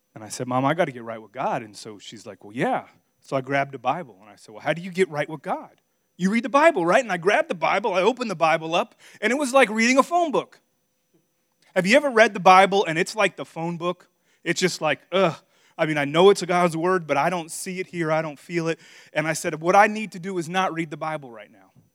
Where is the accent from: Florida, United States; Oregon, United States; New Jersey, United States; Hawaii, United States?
Florida, United States; Miami; moved away as an adult; also born or lived in Virginia / Missouri; I'm from Miami, Florida.